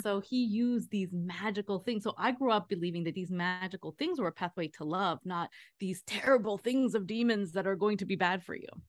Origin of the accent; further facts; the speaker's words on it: New Jersey, United States; moved away; also born or lived in Long Island, New York / Queens, New York; I was born in Long Island, I lived in Queens until I was eight, and then we moved to Jersey, so I'm a tri-state area girl